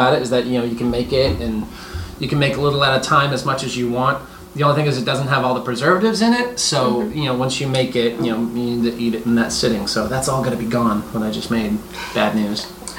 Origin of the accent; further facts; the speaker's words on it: Georgia, United States; also born or lived in Tennessee; In Tennessee, though, and I'm from Georgia.